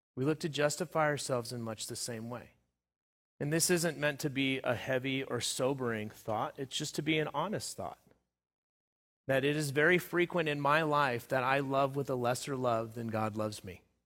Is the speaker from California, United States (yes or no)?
yes; Southern California, United States; where I was growing up in Southern California